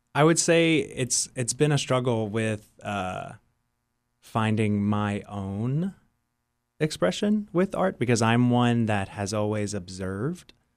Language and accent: English; New Iberia, Louisiana, United States; growing up in New Iberia and just in the South in general